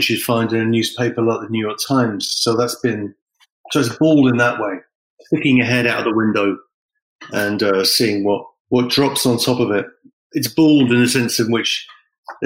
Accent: England, United Kingdom; moved away; I'm from England originally, and there's a certain kind of humor which is associated with where I'm from.

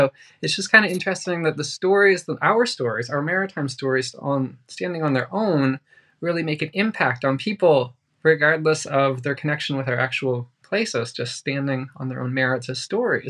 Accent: Fredericton, New Brunswick, Canada; I'm from Fredericton and I live in Fredericton now

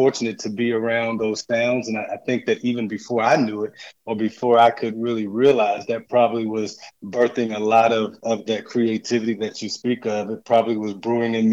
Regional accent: Virginia, United States; now in Atlanta, United States; I'm actually from Virginia. I grew up in Virginia and born and raised there

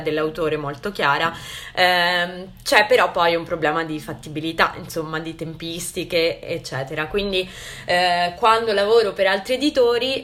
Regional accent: Santa Margherita Ligure, Liguria, Italy; also born or lived in Genoa; io sono Ligure, di Santa Margherita Ligure, e ho studiato a Genova

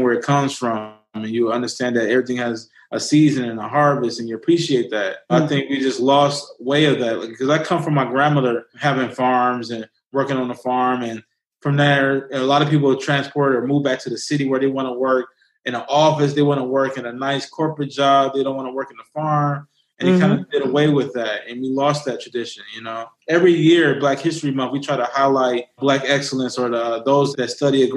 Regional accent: Detroit, Michigan, United States; grew up on the northwest side of Detroit

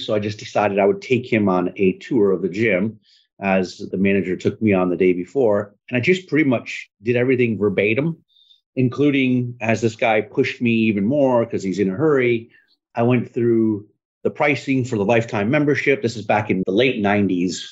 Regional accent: northern Michigan, United States; moved away as an adult; also born or lived in Jacksonville, Florida; now in Tampa, United States; I was actually going to move back to Michigan

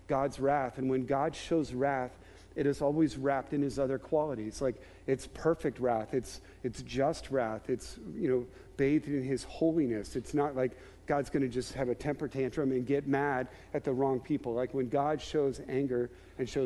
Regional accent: Maryland, United States; grew up in Maryland, there were times where my family would go to Ocean City

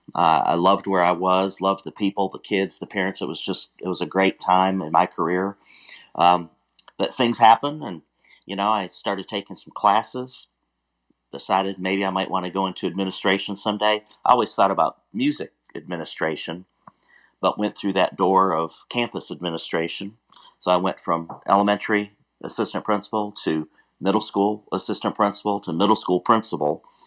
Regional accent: Warren, Michigan, United States; moved away as an adult; now in Houston, United States; I grew up in Warren, Michigan

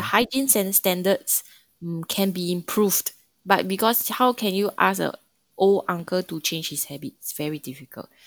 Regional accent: Singapore; moved away as an adult; now in China; Mandarin is not my first language. And there's many words that we use in Singapore that's different in China.

